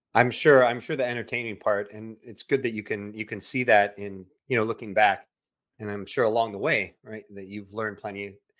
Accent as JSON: {"language": "English", "region": "Southern California", "country": "United States", "also_born_or_lived": "Central Coast, California", "moved": "as an adult", "lives_now": "Texas, United States", "said": "I'm originally from Southern California"}